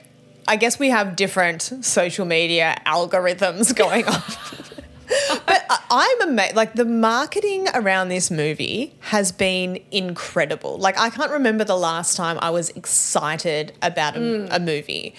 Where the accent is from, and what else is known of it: Australia